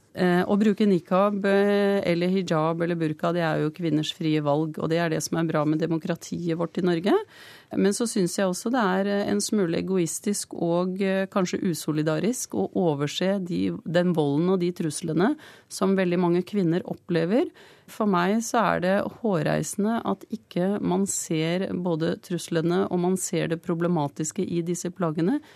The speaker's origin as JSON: {"language": "Norwegian", "country": "Pakistan", "moved": "yes", "lives_now": "Norway", "said": "Jeg kommer fra Pakistan"}